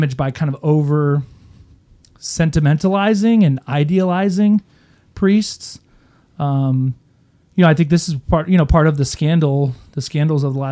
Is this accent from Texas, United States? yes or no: yes; Houston, Texas, United States; moved away as an adult; also born or lived in Kingwood, Texas; now in Oklahoma, United States; I grew up in Houston, Texas, Kingwood, Texas